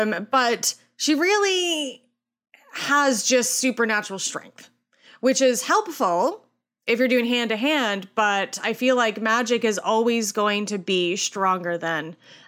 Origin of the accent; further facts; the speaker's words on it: Canada; I'm Canadian.